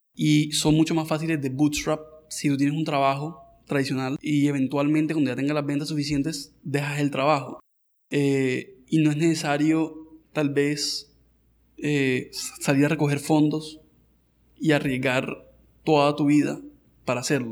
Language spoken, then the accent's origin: Spanish; Colombia; nuestra vida acá en Colombia